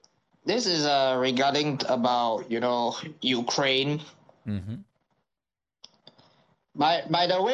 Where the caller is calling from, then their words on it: Singapore; Good morning. I'm from Singapore, and I call halfway around the world.